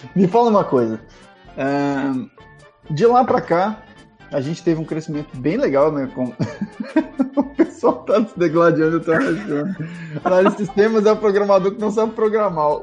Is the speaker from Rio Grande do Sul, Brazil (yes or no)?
no; interior of São Paulo, Brazil; eu fui criado interior, sou de São Paulo, mas eu fui criado interior